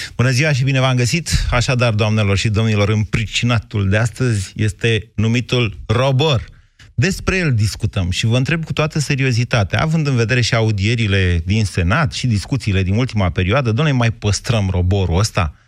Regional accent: Romania; suntem români

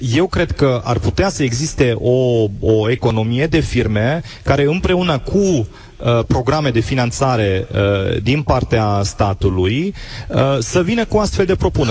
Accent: Germany; now in Timișoara, Romania; eu am crescut în, în Germania

